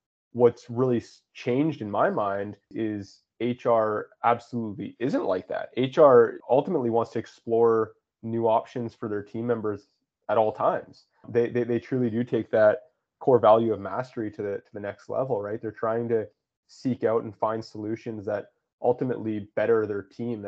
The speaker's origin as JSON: {"language": "English", "region": "West Coast of Canada", "country": "Canada", "tie": "born or raised there", "said": "I grew up on the West Coast of Canada, and I grew up commercial fishing."}